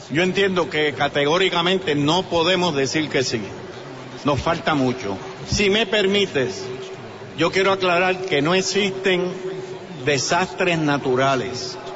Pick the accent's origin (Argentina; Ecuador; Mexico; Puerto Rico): Puerto Rico; San Juan; Yo soy de, de, Santurce.